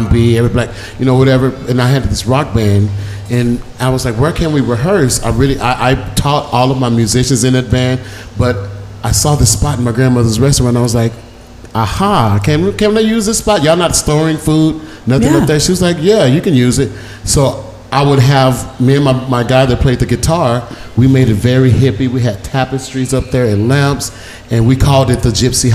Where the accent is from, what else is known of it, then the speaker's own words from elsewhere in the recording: Dallas, Texas, United States; I grew up in Deep Ellum